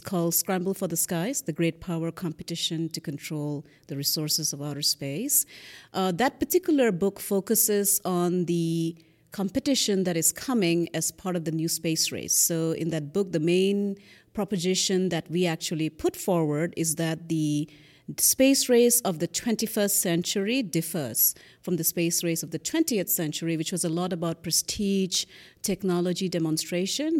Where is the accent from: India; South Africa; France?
India; Northeast India; moved away; I grew up in Northeast India